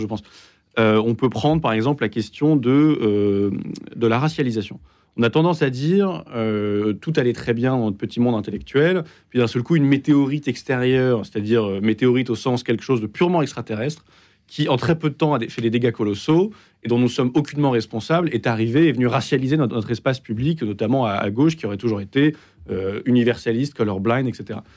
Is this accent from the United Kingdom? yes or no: yes; United Kingdom; moved away; also born or lived in London / Exeter; j'ai grandi au Royaume-Uni